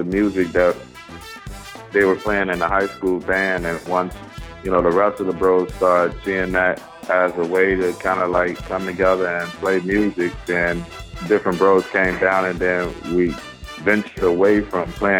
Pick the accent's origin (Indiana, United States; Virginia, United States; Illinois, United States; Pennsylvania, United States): Illinois, United States; Chicago; growing up in Chicago in a family full of music